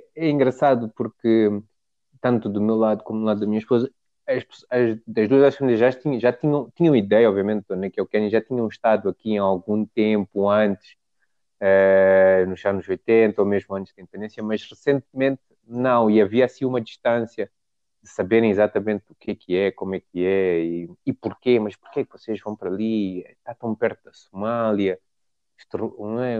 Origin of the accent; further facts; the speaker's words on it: Mozambique; moved away as an adult; also born or lived in South Africa / England; now in Nairobi, Kenya; somos de Moçambique